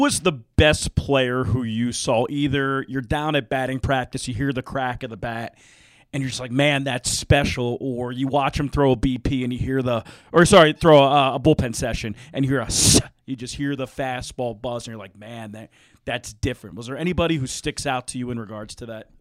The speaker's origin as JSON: {"language": "English", "town": "Philadelphia", "region": "Pennsylvania", "country": "United States", "said": "I'm from Philadelphia"}